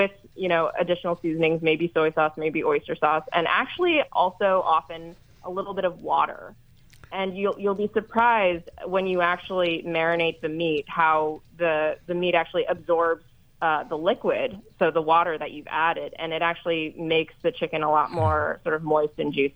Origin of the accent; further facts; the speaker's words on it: Northeastern U.S., United States; we grew up in the Northeastern U.S.